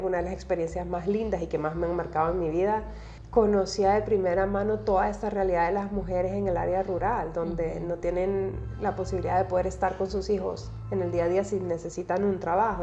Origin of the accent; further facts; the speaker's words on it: El Salvador; soy salvadoreña